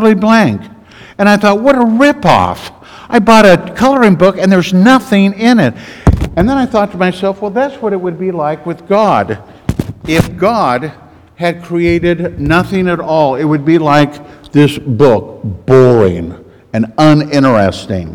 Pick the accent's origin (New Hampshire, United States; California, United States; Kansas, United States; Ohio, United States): Kansas, United States; I'm from Kansas.